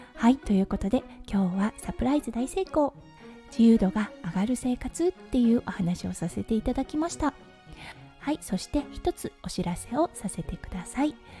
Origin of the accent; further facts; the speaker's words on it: Japan; moved away as an adult; now in Australia; 日本に一時帰国となります2020年の2月に帰ったきりなのではい長かったですねこんなにね自分の故郷に帰っていないのは初めてなので